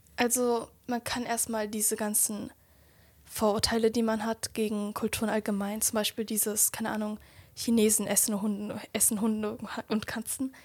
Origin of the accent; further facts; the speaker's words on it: Germany; ich bin ja in Deutschland hier so geboren und aufgewachsen